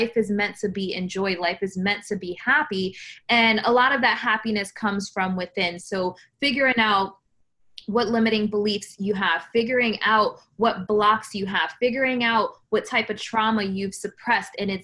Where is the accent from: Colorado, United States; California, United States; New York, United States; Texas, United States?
New York, United States; New York City; I was born in the Bronx, New York, single mom.